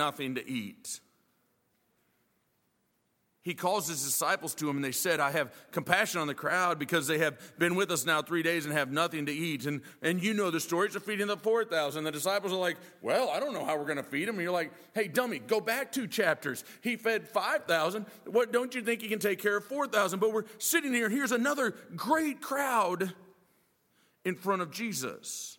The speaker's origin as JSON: {"language": "English", "area": "Minnesota", "region": "Midwest", "country": "United States", "tie": "born or raised there", "also_born_or_lived": "Boone, North Carolina / Illinois", "moved": "yes", "lives_now": "Virginia, United States", "said": "I remember growing up in the Midwest. I grew up in Minnesota, Illinois"}